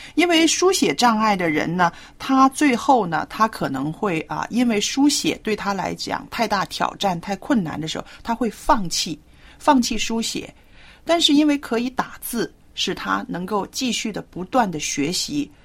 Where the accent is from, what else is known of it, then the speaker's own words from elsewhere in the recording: China; 我们中国人写字真的是，啊，有点学问的啊